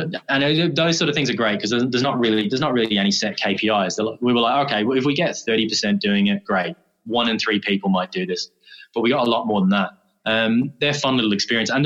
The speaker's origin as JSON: {"language": "English", "town": "Dublin", "region": "Leinster", "country": "Ireland", "moved": "yes", "said": "originally from Dublin."}